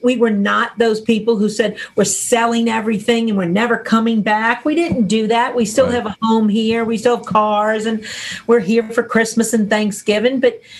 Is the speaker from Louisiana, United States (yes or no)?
yes; New Orleans, Louisiana, United States; moved away as an adult; now in Washington, D.C. area, United States; we're both from New Orleans.